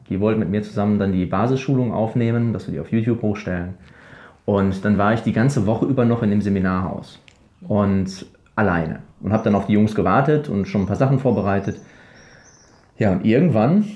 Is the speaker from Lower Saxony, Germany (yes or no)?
no; Ruhr area, North Rhine-Westphalia, Germany; moved away as an adult; now in Paraguay; ich aus dem Ruhrgebiet